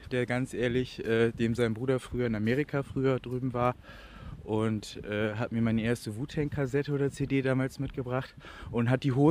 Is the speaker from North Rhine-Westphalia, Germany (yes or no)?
no; Bremen, Germany; in meiner Heimatstadt Bremen entstanden. Jeder wollte ihn so haben.